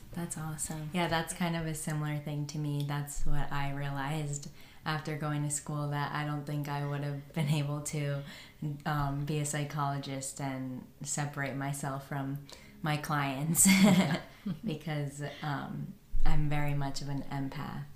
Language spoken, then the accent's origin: English; New Jersey, United States; I grew up in New Jersey